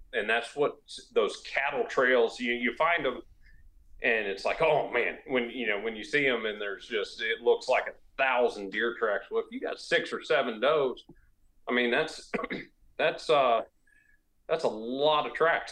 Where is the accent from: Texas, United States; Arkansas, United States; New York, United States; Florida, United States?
Florida, United States; now in South Carolina, United States; where I grew up in Florida